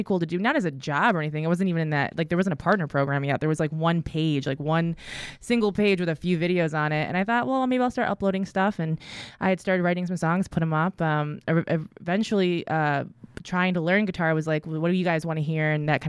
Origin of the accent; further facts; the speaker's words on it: Midwest, United States; I'm from the Midwest, so it's probably somewhere in there.